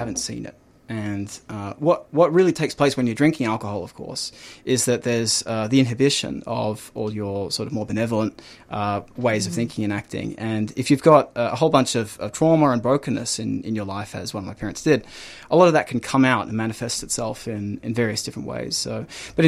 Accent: Melbourne, Victoria, Australia; I grew up in Melbourne. I grew up in Ivanhoe

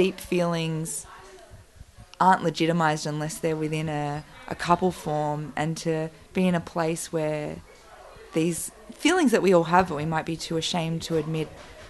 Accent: Bega, New South Wales, Australia; moved away; also born or lived in Sydney; I'm from Bega

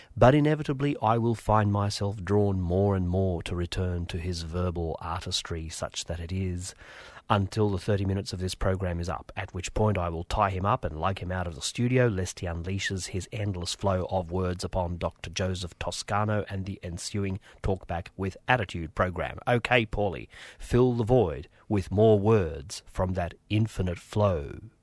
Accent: Australia; English is a second language; I was born in Australia

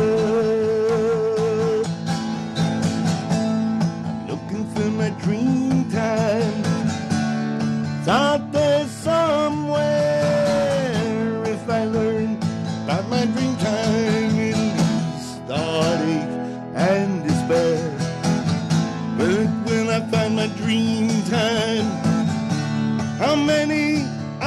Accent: Melbourne, Victoria, Australia; also born or lived in Horsham / Dimboola; I was born in Horsham, spent the first 2.5 years in Dimboola, and then they put my brother, my sister, myself on a train and sent us to Melbourne.

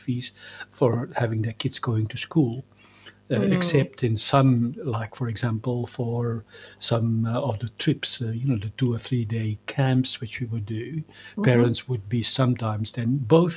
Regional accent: Belgium; moved away; I grew up in Belgium

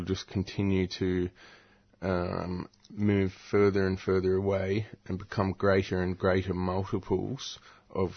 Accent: Newcastle, New South Wales, Australia; moved away; I'm from Newcastle originally

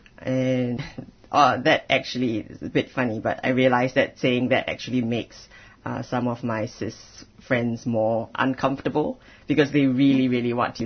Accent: Singapore; so I'm originally from Singapore. I'm ethnically Chinese.

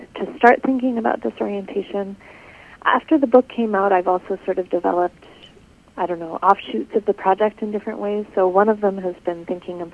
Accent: Canada; moved away as an adult; now in Michigan, United States; I'm from Canada originally.

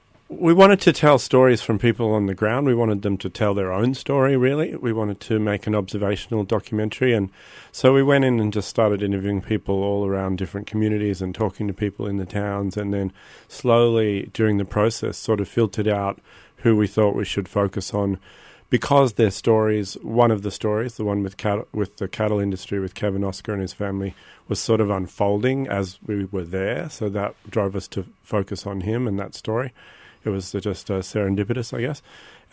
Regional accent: Sydney, New South Wales, Australia; moved away as an adult; I'm actually from Sydney, and honestly, I was living overseas for a long time, and only came back to Australia about 5 or 6 years ago.

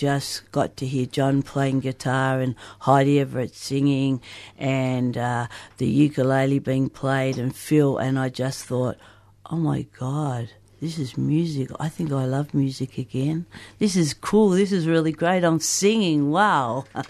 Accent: Broken Hill, New South Wales, Australia; moved away as an adult; now in Melbourne, Australia; I came from Broken Hill to come down to Melbourne to do my music degree 30 years ago.

